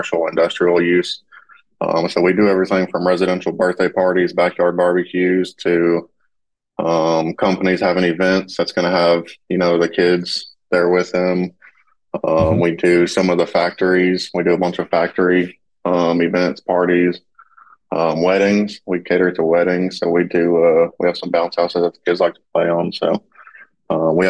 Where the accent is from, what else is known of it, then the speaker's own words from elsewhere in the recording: Hendersonville, Tennessee, United States; moved away as an adult; now in Portland, Tennessee, United States; we're originally from Hendersonville